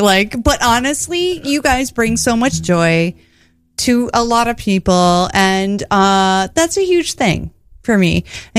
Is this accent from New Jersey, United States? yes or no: no; Ohio, United States; I'm from Ohio, yeah.